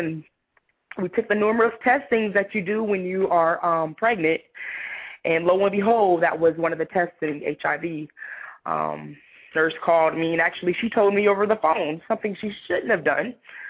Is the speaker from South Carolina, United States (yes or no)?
yes; Somerville, South Carolina, United States; I'm from Somerville, South Carolina. I traveled all over the world. My dad was in the military, so I've never been to, like, one place for very long.